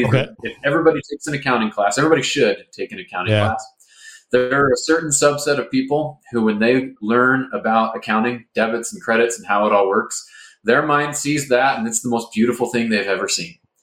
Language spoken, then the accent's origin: English; Seattle, Washington, United States; I grew up in Seattle